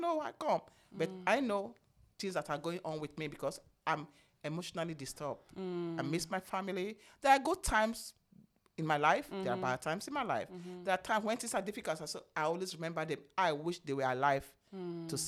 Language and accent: English; Benin City, Edo, Nigeria; moved away as an adult; also born or lived in United States; I'm from Benin, what do you call it, Benin States